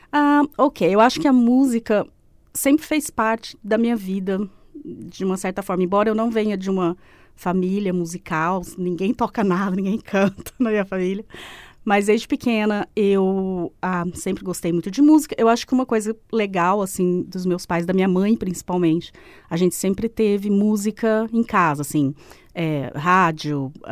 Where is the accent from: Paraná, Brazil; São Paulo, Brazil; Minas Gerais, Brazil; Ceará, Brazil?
São Paulo, Brazil; Presidente Prudente; moved away as an adult; also born or lived in Queenstown, New Zealand; now in Christchurch, New Zealand; Eu sou do interior de São Paulo, de uma cidade ah, chamada Presidente Prudente, não sei se você conhece. E eu vim para Nova Zelândia porque a minha irmã morava aqui.